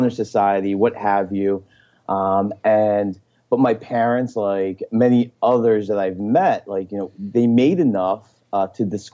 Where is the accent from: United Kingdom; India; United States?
United States; Elizabeth, New Jersey; moved away as an adult; now in Palo Alto, United States; I grew up in Elizabeth, New Jersey, which is the fourth largest